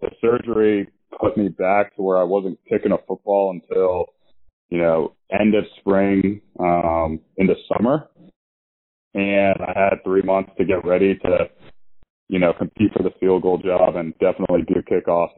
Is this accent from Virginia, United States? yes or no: yes; Northern Virginia, United States; I'm from Northern Virginia, 45 minutes from College Park